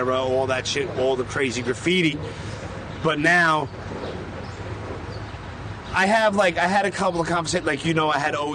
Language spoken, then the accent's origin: English; New York City, New York, United States; I was born and raised first in Canarsie, moved around. But always Brooklyn